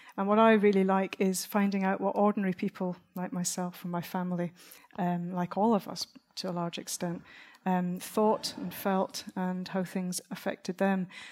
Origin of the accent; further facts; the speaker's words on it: Dunbar, Scotland, United Kingdom; There's a part of Scotland where I was brought up, I come from Dunbar